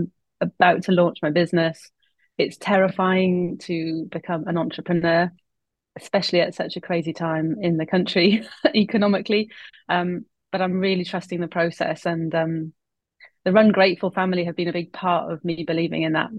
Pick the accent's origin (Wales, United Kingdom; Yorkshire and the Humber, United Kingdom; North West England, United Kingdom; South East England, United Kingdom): Wales, United Kingdom; Mid; also born or lived in West London; now in London, United Kingdom; I'm not a Londoner. I was born and bred in Mid Wales, in the hills, without a neighbour in sight, a real country girl who climbed trees and made dens.